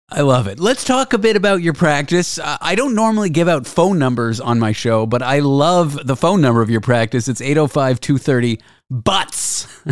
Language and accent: English; Canada; moved away as an adult; now in United States; I'm Canadian